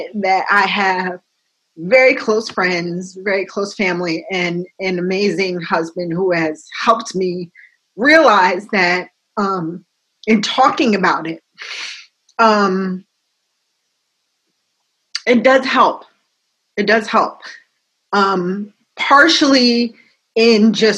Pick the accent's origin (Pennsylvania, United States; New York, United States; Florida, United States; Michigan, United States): New York, United States; now in New Jersey, United States; I'm from New York. I live in New Jersey